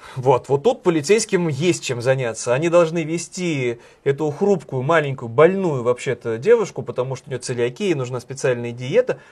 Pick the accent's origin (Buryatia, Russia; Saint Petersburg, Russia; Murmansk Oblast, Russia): Saint Petersburg, Russia; Сколько инфоповодов дает мой родной город